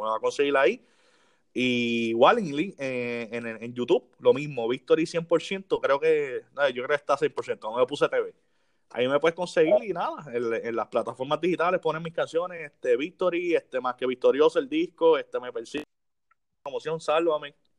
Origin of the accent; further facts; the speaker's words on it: Las Piedras, Puerto Rico; yo soy de Las Piedras